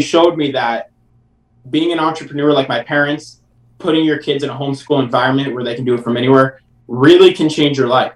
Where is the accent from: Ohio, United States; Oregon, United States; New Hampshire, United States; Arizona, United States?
New Hampshire, United States; moved away; I'm originally from New Hampshire